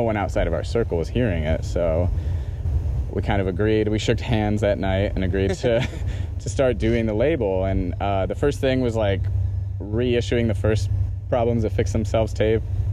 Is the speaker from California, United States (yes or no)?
no; Kalamazoo, Michigan, United States; I'm from Kalamazoo, Michigan